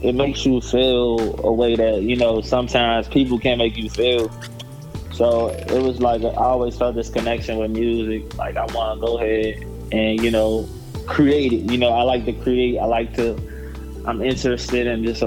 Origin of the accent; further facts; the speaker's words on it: Washington, District of Columbia, United States; I'm from Washington, D.C. I've been born and raised in Washington, D.C. my whole life.